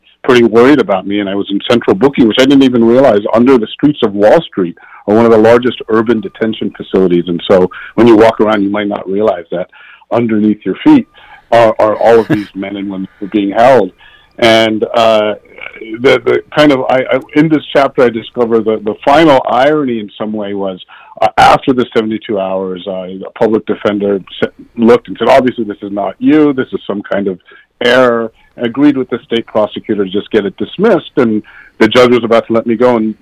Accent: Northern Virginia, United States; also born or lived in Washington, D.C.; I was born in Washington, D.C. I grew up in Northern Virginia

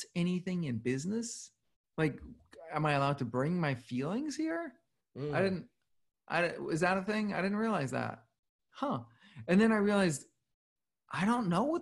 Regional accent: Copenhagen, Capital Region of Denmark, Denmark; moved away as an adult; also born or lived in New York City / San Francisco; I grew up in Copenhagen

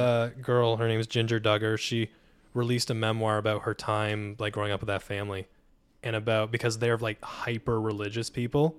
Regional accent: Hartford, Connecticut, United States; I grew up in Hartford, Connecticut.

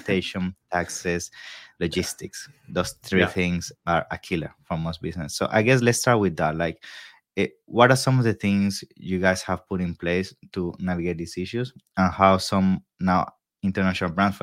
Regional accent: Venezuela; I grew up in Venezuela

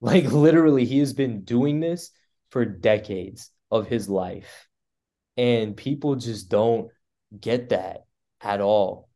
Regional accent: the Bay Area, California, United States; moved away as an adult; growing up in the Bay and going to high school in the Bay

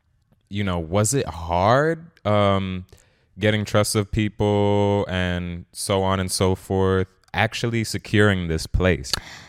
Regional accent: Dominican Republic; also born or lived in Trinidad and Tobago; And I'm Dominican. Dominican badness senior. And I'm also Trinidadian.

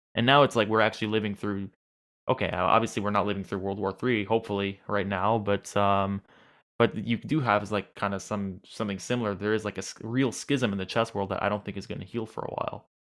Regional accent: New York, United States; I'm from New York

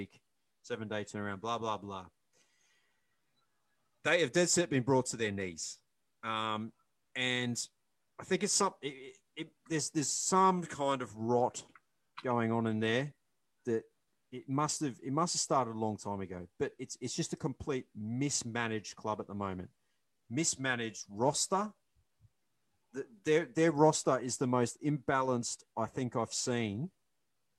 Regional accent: Queensland, Australia; As a Queenslander living in the heart of Bronco territory

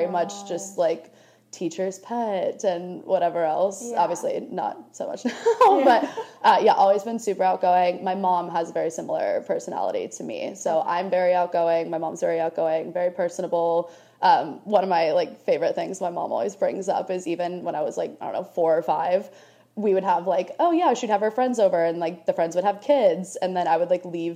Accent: Orlando, Florida, United States; moved away as an adult; now in New York, United States; I grew up in Orlando, Florida.

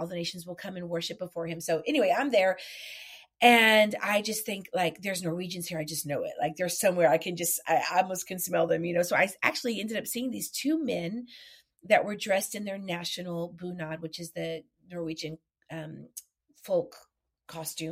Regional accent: Texas, United States; I'm Mexican. I'm from Texas

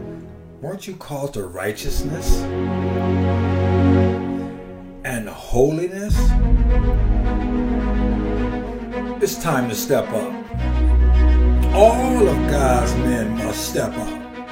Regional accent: California, United States; now in Arizona, United States; I've only been in Arizona for a little bit more than 3 years now. I come from California.

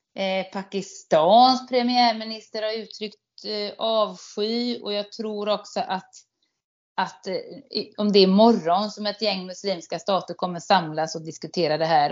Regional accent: Sweden; som svensk

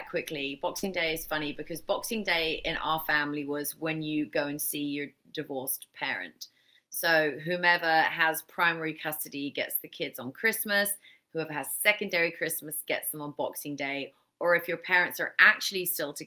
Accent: England, United Kingdom; moved away; I grew up in England, obviously, as you said, I'm your first British guest.

